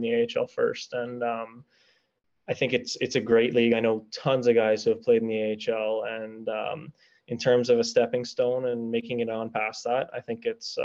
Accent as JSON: {"language": "English", "town": "Toronto", "region": "Ontario", "country": "Canada", "tie": "born or raised there", "said": "Toronto, of course, just, it would be my hometown game"}